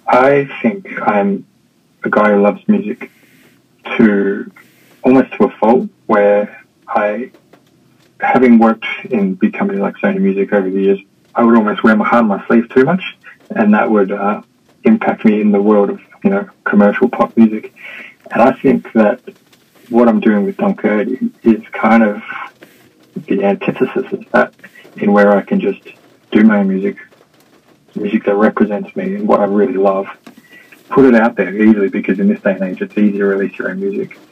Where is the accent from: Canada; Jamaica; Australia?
Australia; Melbourne, Victoria; moved away as an adult; also born or lived in Sydney, Australia; now in Hong Kong; I'm from Australia. I grew up in Melbourne, spent most of my working career in Sydney.